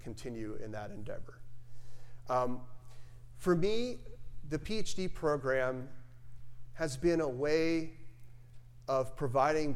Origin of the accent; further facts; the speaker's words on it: Tennessee, United States; moved away; my home state is Tennessee and my family lives there